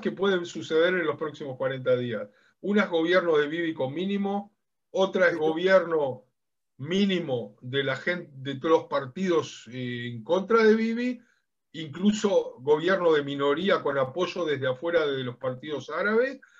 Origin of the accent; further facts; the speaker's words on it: Uruguay; now in Israel; Yo soy de origen uruguayo